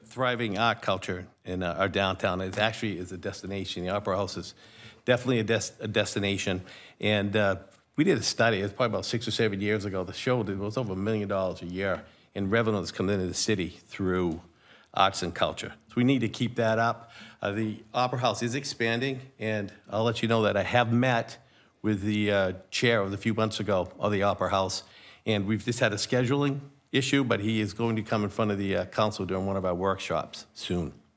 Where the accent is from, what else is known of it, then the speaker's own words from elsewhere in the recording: Rochester, New Hampshire, United States; Born and raised in Rochester